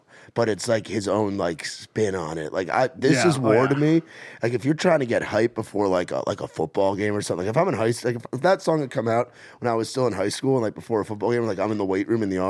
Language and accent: English; New York, United States; now in Nashville, United States; I grew up in New York. Like we had our own New York scene.